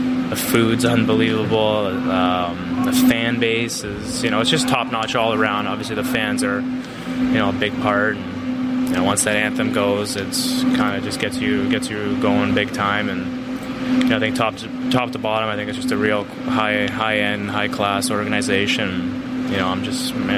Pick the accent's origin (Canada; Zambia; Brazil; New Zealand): Canada; moved away as an adult; now in Chicago, United States; growing up in Canada